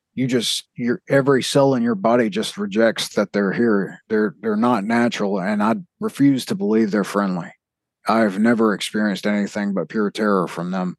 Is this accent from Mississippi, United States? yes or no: yes; South Mississippi, United States; I'm from the South of Mississippi